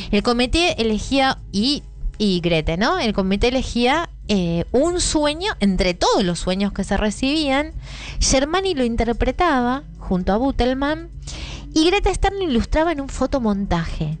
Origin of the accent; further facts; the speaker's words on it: Argentina; el pueblo donde yo soy nacida y criada en Marcos, Marcos Exacto